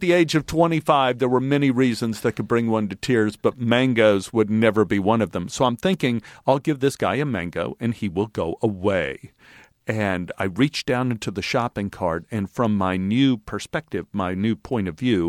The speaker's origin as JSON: {"language": "English", "region": "Texas", "country": "United States", "tie": "born or raised there", "said": "I grew up in Texas where a man's grocery cart is sacrosanct."}